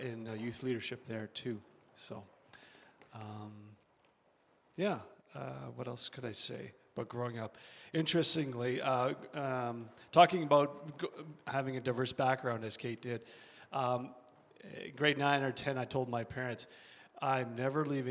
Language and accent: English; London, Ontario, Canada; moved away; I grew up on a dairy farm just outside of London, Ontario.